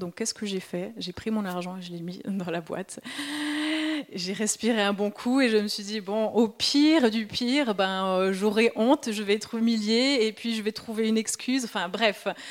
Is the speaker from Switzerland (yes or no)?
yes; Switzerland; accent: Swiss; moved away; je suis suisse, peut-être ça s'entend encore un peu avec mon accent